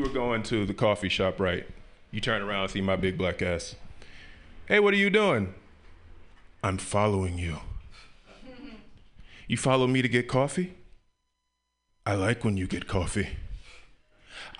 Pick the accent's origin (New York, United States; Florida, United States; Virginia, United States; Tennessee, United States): Tennessee, United States; Memphis; I grew up in the South, right? I'm from Memphis, Tennessee